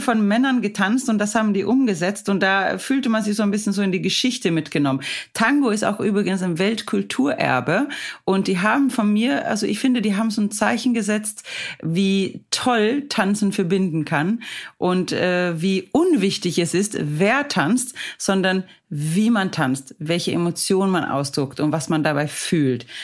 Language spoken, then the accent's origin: German; Sweden; now in Hamburg, Germany; ich bin ja aus Schweden